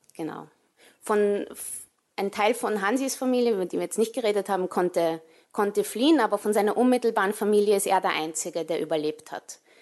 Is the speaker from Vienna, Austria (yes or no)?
yes; Vienna, Austria; moved away as an adult; also born or lived in New York City, United States / England; ich bin in Wien geboren und aufgewachsen